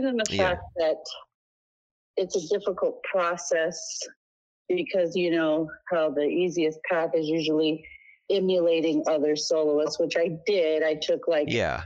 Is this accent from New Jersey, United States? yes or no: no; Long Beach, California, United States; Chandra and I grew up in Long Beach.